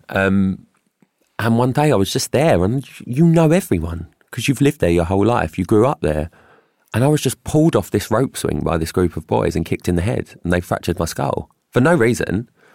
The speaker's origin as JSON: {"language": "English", "region": "London", "country": "United Kingdom", "tie": "born or raised there", "said": "I grew up in Stepney Green and it was probably the best upbringing I could have ever had"}